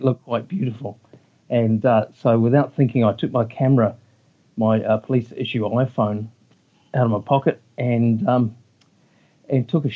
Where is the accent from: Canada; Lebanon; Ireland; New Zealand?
New Zealand; I come from New Zealand. I live in a small town called Motueka